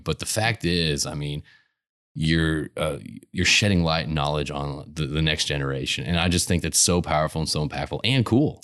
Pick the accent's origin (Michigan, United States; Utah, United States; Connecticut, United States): Connecticut, United States; now in Houston, United States; I grew up in Connecticut